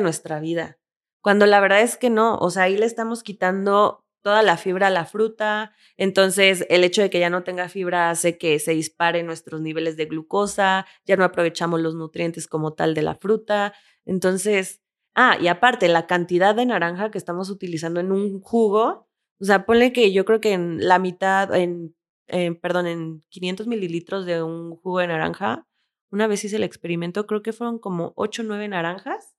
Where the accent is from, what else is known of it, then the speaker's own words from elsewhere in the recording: Mexico; soy mexicana